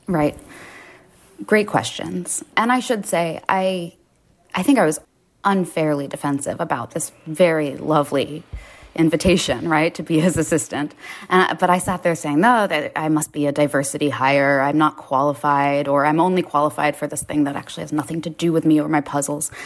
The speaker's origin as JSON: {"language": "English", "town": "New York City", "region": "New York", "country": "United States", "tie": "born or raised there", "said": "I grew up in Lower Manhattan."}